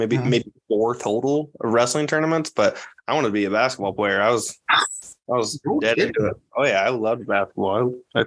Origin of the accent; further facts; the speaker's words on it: Orient, Iowa, United States; I'm not from Creston. I'm from Orient, the Orient Maxburg part of it